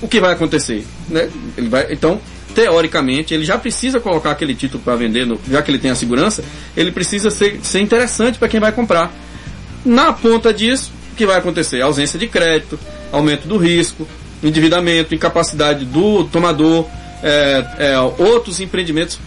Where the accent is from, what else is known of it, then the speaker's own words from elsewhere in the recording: Northeast Brazil, Brazil; moved away; eu sou sertanejo, né? Lá no sertão